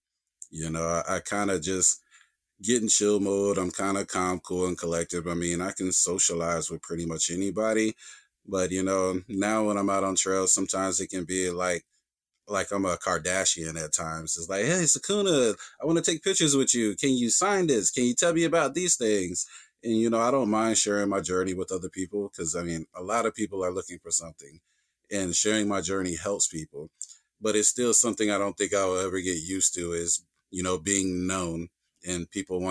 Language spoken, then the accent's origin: English; the South, United States; I grew up in the South. And here in the South